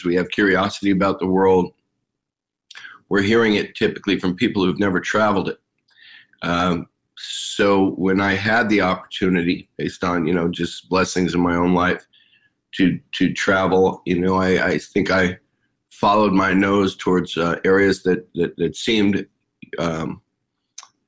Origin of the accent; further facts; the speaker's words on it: Los Angeles, California, United States; also born or lived in New York / Haiti; I grew up in the San Fernando Valley in Los Angeles